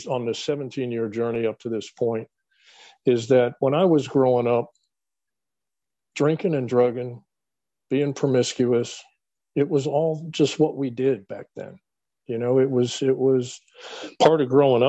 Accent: Falls Church, Virginia, United States; The development that I grew up in Falls Church was a very transient development. It's right outside of Washington, D.C.

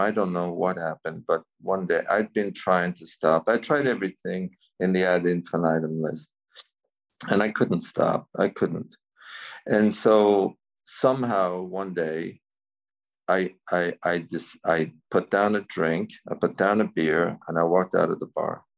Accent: Cavan, County Cavan, Ireland; also born or lived in San Francisco; I was born in Cavan uh, here in Ireland, County Cavan. I grew up there.

